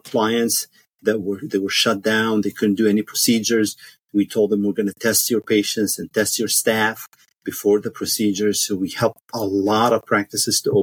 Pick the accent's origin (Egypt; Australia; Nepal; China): Egypt; moved away as an adult; also born or lived in Washington, D.C., United States / Cairo, Egypt; now in United States; I grew up in Egypt. I went to med school in Cairo University